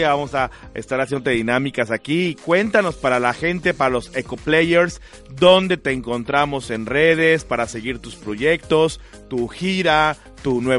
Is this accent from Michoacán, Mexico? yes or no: no; Tabasco, Mexico; Tabasco. Mi tierra.